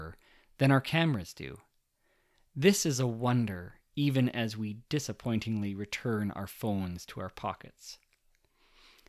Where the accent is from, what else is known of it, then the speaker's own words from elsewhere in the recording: Canada; we're Canadian